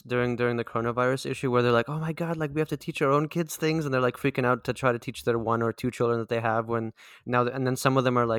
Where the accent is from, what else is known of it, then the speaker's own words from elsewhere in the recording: Delta, British Columbia, Canada; Because I grew up in the Delta School District. I don't know what number that is.